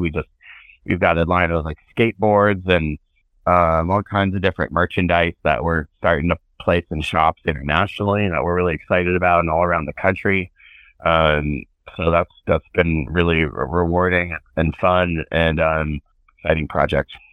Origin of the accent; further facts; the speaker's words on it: Northern California, United States; I grew up in Northern California